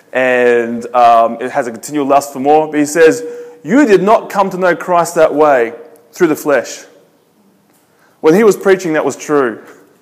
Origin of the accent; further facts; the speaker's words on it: Adelaide, South Australia, Australia; I'm from Australia. I'm from a city called Adelaide. It's in the south